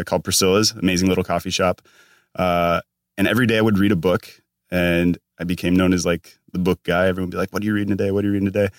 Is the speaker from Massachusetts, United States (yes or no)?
no; Minnesota, United States; moved away as an adult; now in California, United States; I'm all the way from Minnesota